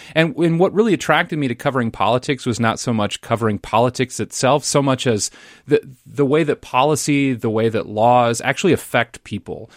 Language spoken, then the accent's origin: English; Lincoln, Nebraska, United States; now in Minnesota, United States; my hometown of Lincoln, Nebraska